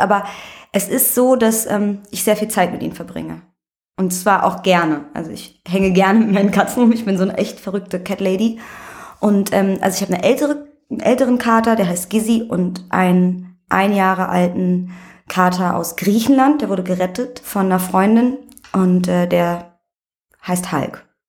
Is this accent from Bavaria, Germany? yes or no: no; Berlin, Germany; also born or lived in Vienna, Austria; bin aber mit einem Jahr nach Berlin gekommen und für mich existiert dieses eine Jahr nicht, deswegen ich bin Berlinerin